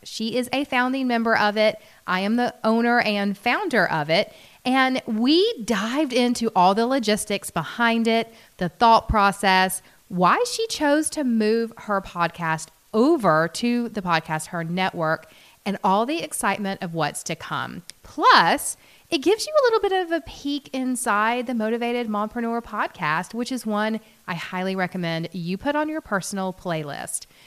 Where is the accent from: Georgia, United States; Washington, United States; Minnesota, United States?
Georgia, United States; Atlanta; accent: Southern; I am from Atlanta, Georgia. If you can't tell by the Southern accent, I've been told it's quite strong